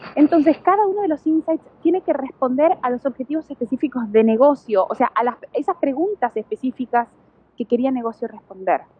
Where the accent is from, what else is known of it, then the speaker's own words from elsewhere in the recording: Buenos Aires, Argentina; yo también soy porteña